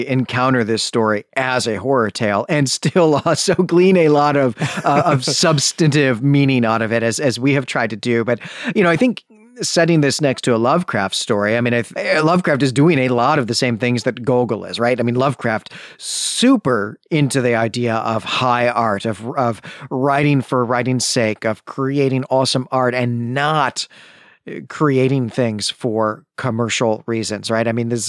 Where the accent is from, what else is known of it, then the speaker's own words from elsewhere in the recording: Chicago, Illinois, United States; which, of course, is offensive to me as someone who was born and raised in Chicagoland.